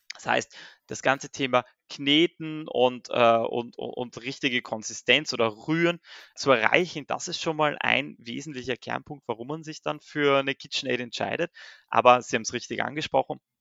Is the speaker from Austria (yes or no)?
yes; Austria; ich bin gebürtiger Österreicher